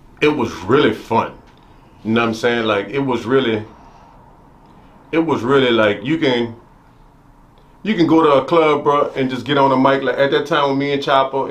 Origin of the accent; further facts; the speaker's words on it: New Orleans, Louisiana, United States; I moved from the Desire Project to the Magnolia Project